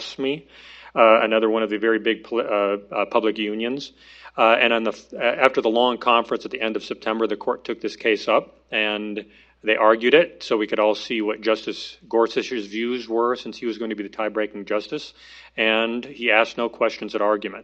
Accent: Illinois, United States; moved away; it's my home state.

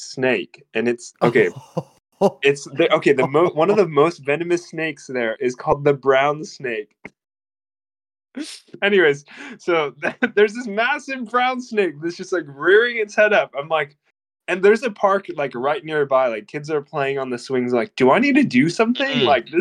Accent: Chehalis, Washington, United States; moved away as an adult; now in Murwillumbah, Australia; I grew up in a small town called Chehalis

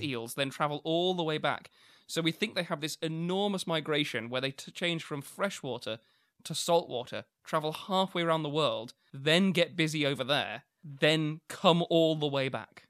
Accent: New Zealand; moved away; my hometown, which I would call a small town

